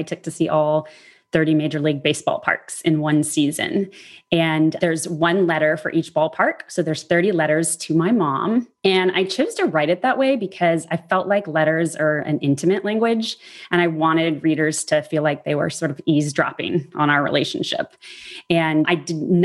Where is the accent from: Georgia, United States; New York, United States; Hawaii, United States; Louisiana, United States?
Louisiana, United States; New Orleans; I grew up in New Orleans